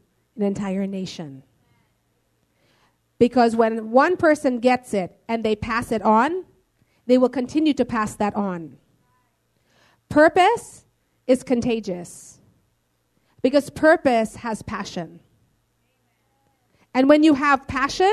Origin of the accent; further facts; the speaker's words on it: Philippines; we're all Filipino